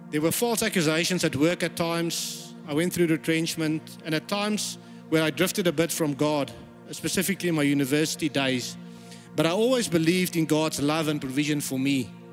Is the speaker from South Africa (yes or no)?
yes; South Africa; moved away; I was born in South Africa